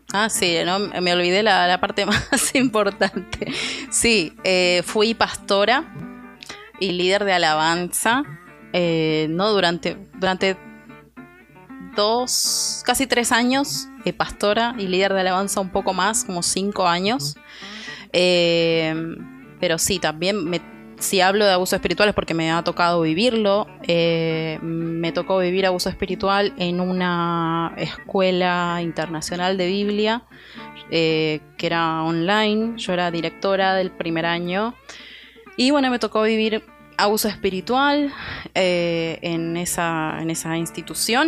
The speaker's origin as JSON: {"language": "Spanish", "country": "Argentina", "moved": "as an adult", "lives_now": "Houston, United States", "said": "soy argentina, vivo en Houston hace un año y medio"}